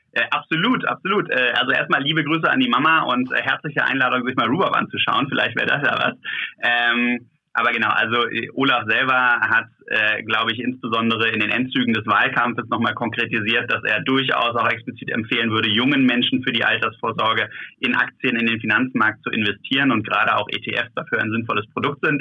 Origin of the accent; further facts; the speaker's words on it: Germany; hier bei uns in Deutschland